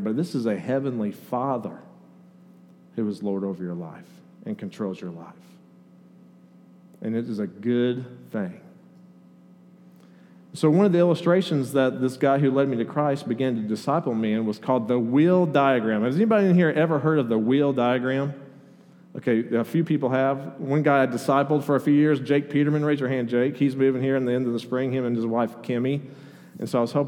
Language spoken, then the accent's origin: English; Oceanside, California, United States; moved away; I was born in San Diego County, just north of San Diego, a little town called Oceanside, right on the beach